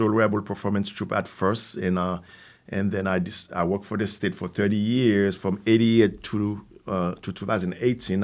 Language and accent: English; Haiti; English is a second language; also born or lived in New York City, United States; now in Capital Region, New York, United States; Originally, I'm from Haiti